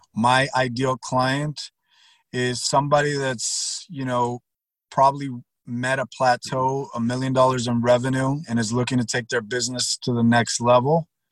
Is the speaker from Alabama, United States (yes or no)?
no; Miami, Florida, United States; also born or lived in Pasadena, Texas / Houston, Texas; I grew up in Miami